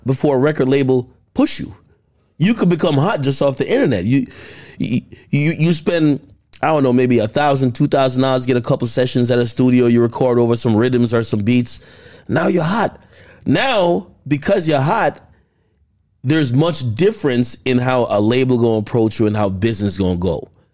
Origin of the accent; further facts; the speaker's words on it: Jamaica; now in United States; growing up in Jamaica